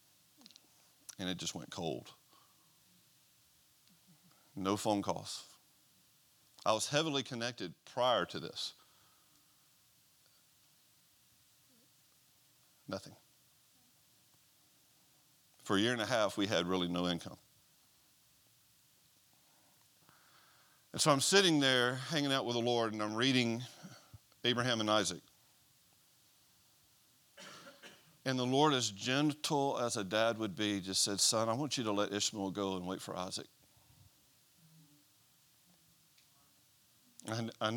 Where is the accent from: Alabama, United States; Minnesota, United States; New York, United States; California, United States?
Alabama, United States; Mobile; now in Gadsden, United States; I'm originally from Mobile, Alabama.